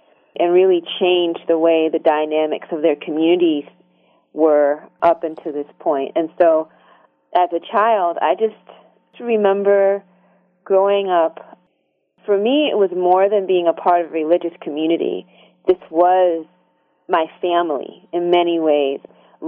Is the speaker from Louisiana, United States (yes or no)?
no; Hartsville, South Carolina, United States; moved away; also born or lived in Korea; I grew up in South Carolina, between Hartsville, South Carolina, Darlington, and Florence.